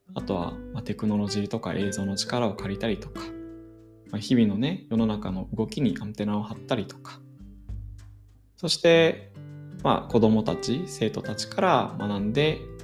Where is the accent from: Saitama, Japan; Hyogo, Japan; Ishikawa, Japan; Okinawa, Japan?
Saitama, Japan; 僕はあの埼玉の生まれなんですけれども小学校とか中学校は地元の学校に通っていました